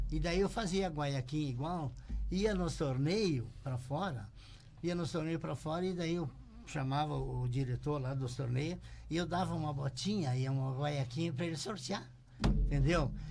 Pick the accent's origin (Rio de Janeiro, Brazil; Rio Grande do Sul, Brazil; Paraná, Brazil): Rio Grande do Sul, Brazil; Charrua; now in Passo Fundo, Brazil; eu nasci em Charrua, Getúlio Vargas.